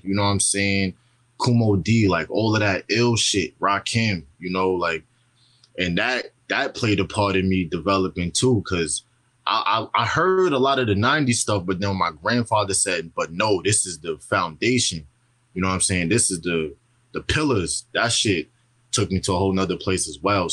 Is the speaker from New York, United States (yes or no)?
yes; New York City, New York, United States; also born or lived in Texas / Long Island; I'm from Brooklyn, New York